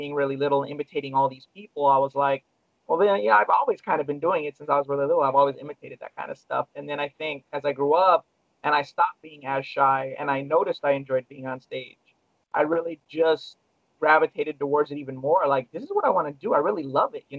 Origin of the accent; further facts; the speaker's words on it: Long Beach, California, United States; I grew up in Long Beach, California, where I was born